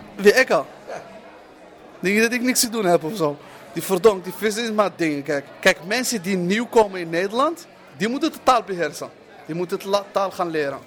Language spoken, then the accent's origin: Dutch; Morocco; now in Netherlands; ik ben Marokkaan, ik ben moslim